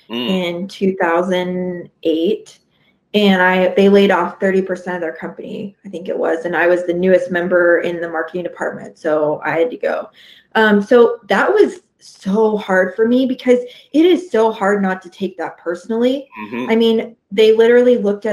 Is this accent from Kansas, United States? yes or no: yes; 2 hours west of Kansas City, United States; my hometown is 2 hours west of Kansas City